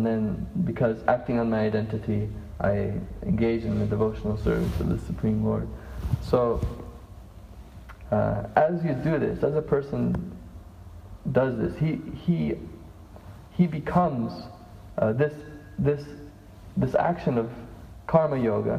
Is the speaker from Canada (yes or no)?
yes; Canada; I'm Canadian, I'm a male